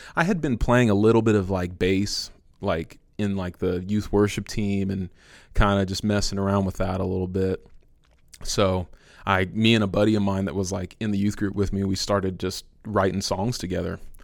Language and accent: English; San Francisco, California, United States; moved away as an adult; now in Villa Rica, United States; I'm originally from San Francisco. I moved here about five years ago